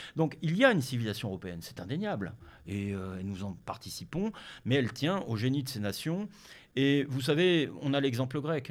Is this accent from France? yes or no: no; Denmark; moved away; Je suis né au Danemark. Le hasard de la vie euh, m'a fait naître au Danemark